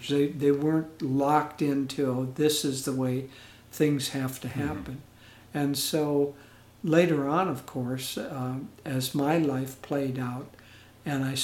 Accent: Edmonton, Alberta, Canada; born there; I was born in 1943. I was a war baby. And I was born actually in Edmonton, Canada, Alberta, Canada.

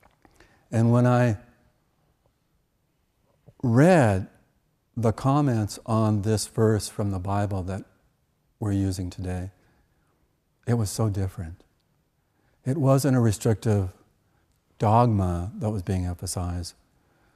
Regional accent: Canada; When I was a child growing up in Canada, and actually through my teenage years

